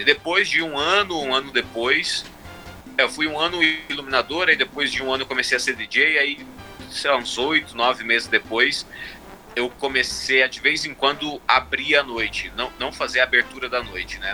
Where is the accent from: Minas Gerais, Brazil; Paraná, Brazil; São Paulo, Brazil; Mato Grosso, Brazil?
Mato Grosso, Brazil; Sinop; moved away as an adult; also born or lived in Cuiabá, Mato Grosso; now in Chicago, United States; dos meus 8 até os meus 19, mais ou menos, eu cresci em Sinop